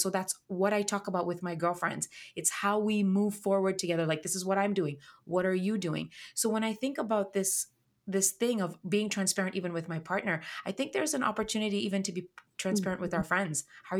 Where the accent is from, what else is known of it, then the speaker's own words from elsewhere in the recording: Kenya; I'm of Indian heritage and I grew up in Kenya.